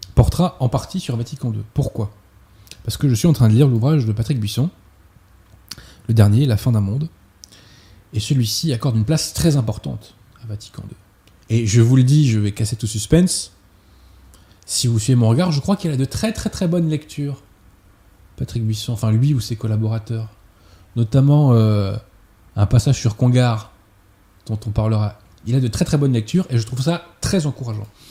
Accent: France; en tant que Français

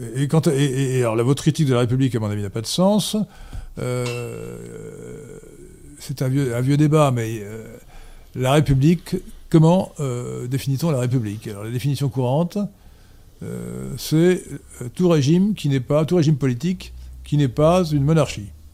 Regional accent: France; Nous, Français

